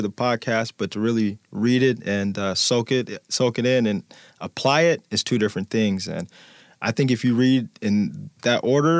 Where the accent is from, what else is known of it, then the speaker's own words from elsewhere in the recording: Midwest, United States; I'm a gritty kid. I've been a gritty kid. I'm from the Midwest. So I always had bigger cousins.